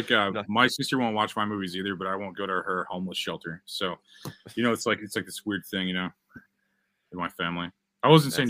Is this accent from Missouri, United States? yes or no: yes; Missouri, United States; born or raised there